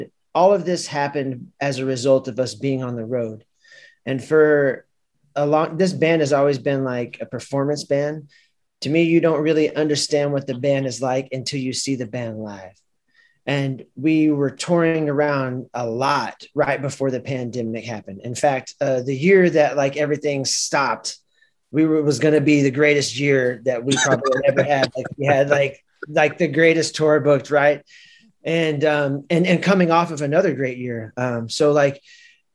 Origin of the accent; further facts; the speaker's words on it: Chicago, Illinois, United States; we are not from New Orleans, we're from Chicago